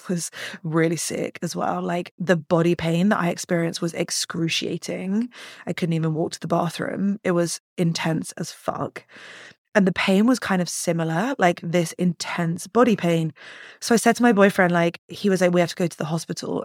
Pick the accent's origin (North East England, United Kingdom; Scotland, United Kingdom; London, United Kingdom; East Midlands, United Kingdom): London, United Kingdom; moved away; So I'm from London.